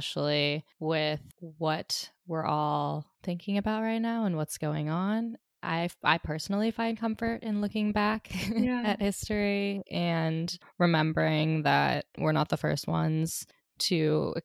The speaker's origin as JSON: {"language": "English", "country": "United States", "said": "as an American sitting here on American soil"}